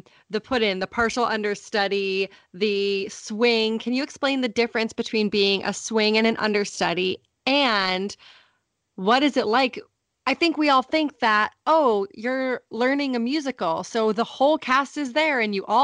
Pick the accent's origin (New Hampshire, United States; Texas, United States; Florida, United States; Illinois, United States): New Hampshire, United States; Alice and I grew up together in New Hampshire